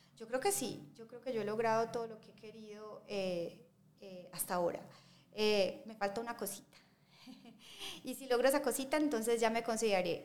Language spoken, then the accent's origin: Spanish; Medellín, Antioquia, Colombia; nosotros como, como colombianos y como paisas